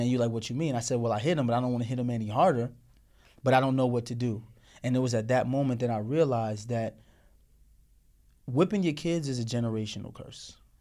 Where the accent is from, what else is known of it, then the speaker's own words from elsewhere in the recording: Morristown, Tennessee, United States; growing up with her in Tennessee, Morristown, Tennessee, in the South